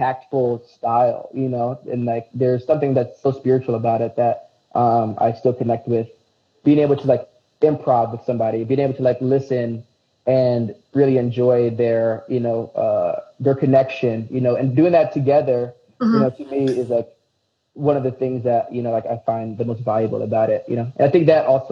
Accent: Aurora, United States; I'm from the Burbs

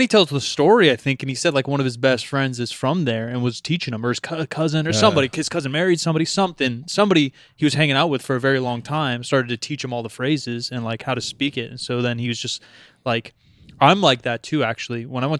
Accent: Portland, Oregon, United States; accent: California accent; I'm fucking grew up here. Yeah. I was born in Portland.

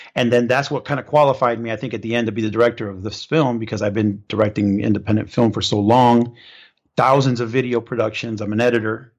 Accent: Cypress, California, United States; moved away; also born or lived in Orlando, Florida; I grew up in Southern California, so Cypress, California

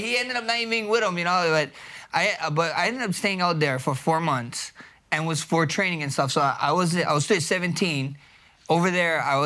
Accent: Hawaii, United States; I'm from Hawaii

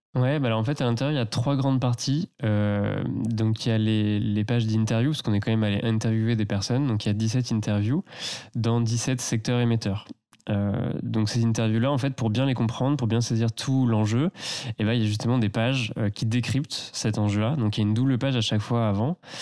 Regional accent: Tours, Centre-Val de Loire, France; j'ai grandi plus bas, euh, dans la Loire, vers Tours

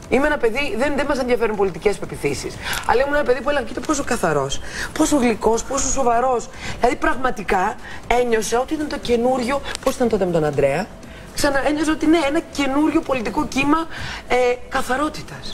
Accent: Greece; δεν ανέχομαι σαν Ελληνίδα, γιατί πάνω απ' όλα είναι η πατρίδα μου, να με δουλεύουν και να με περιπέζουν.

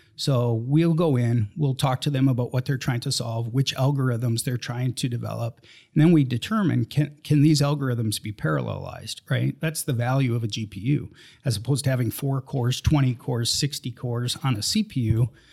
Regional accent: Minnesota, United States; moved away; I grew up in Minnesota. Never thought I'd leave, uh, Minnesota

